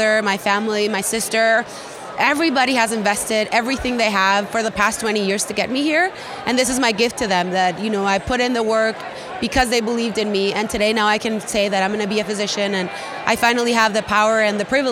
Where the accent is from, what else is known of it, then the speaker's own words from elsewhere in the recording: Colombia; now in United States; I grew up in Colombia in South America.